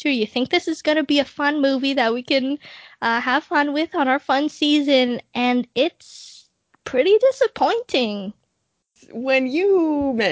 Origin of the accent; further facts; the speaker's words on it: Wales, United Kingdom; I'd say this offended me as a Welshman